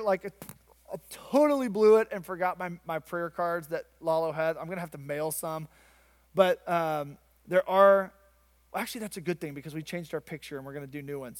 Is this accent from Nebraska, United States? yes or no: no; Arkansas, United States; growing up in Arkansas on the Bible Belt